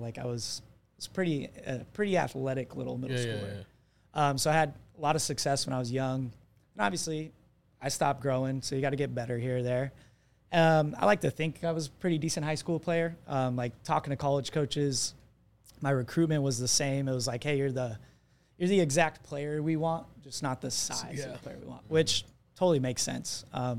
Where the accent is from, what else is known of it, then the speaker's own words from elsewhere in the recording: Arizona, United States; also born or lived in California; I was born in Southern California, but moved to Arizona when I was, my memory goes back to Arizona.